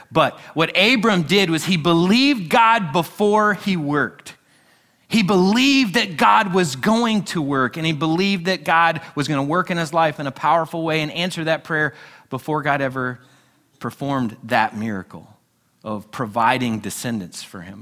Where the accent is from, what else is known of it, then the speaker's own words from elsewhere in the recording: United States; we're a nation built upon freedom, and as Americans, we love our freedom